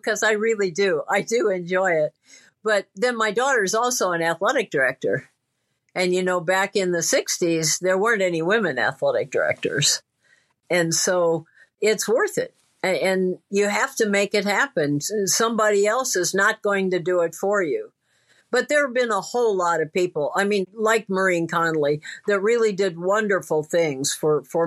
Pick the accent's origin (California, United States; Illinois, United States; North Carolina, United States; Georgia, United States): Illinois, United States; Peoria; I grew up in Peoria, Illinois